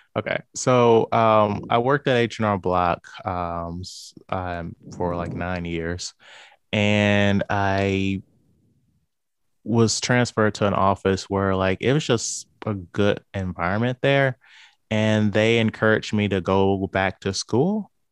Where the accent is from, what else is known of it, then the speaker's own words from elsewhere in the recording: St. Louis, Missouri, United States; I am from Saint Louis, Missouri.